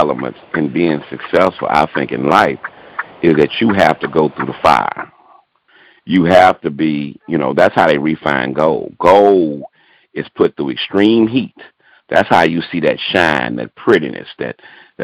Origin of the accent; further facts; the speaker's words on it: Houston, Texas, United States; also born or lived in Baton Rouge, Louisiana; I'm originally from Baton Rouge, Louisiana. And we moved here to Houston, man, and I pretty much grew up here, played ball out of Nimitz High School